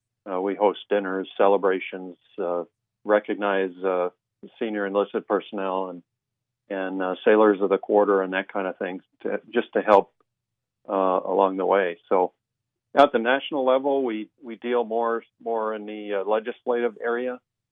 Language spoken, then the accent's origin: English; Minot, North Dakota, United States; I'm born and raised in Minot, UND engineering graduate in 1982.